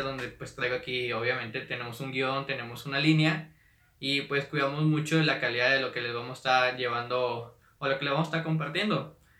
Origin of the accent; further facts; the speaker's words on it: Monterrey, Nuevo León, Mexico; Soy de, de Monterrey, Nuevo León